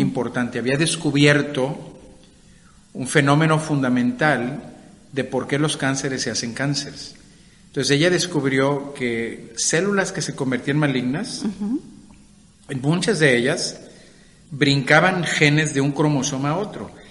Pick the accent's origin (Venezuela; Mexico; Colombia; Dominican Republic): Mexico; Monterrey, Nuevo León; moved away as an adult; also born or lived in United States; yo nací en Monterrey